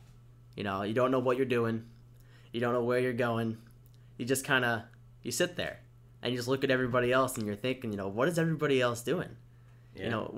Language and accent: English; West Islip, New York, United States; West Islip.